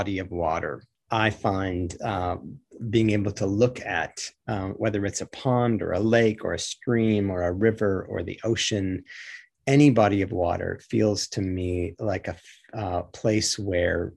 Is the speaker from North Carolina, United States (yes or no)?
no; Michigan, United States; my growing up in Michigan, not far from the shores of Lake Superior